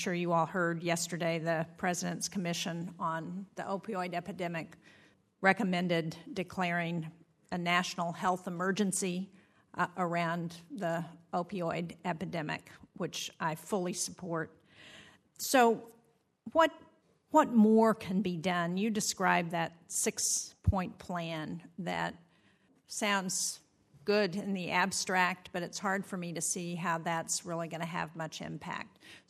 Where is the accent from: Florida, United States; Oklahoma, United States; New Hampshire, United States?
New Hampshire, United States; For me, this, and for my home state of New Hampshire, this is a very personal issue.